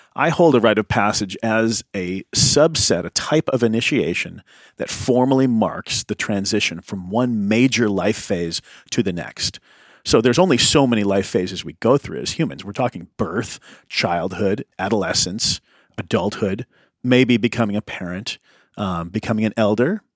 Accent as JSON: {"language": "English", "region": "Midwest", "country": "United States", "tie": "born or raised there", "also_born_or_lived": "County Cork, Ireland (ancestry)", "said": "I grew up in the Midwest"}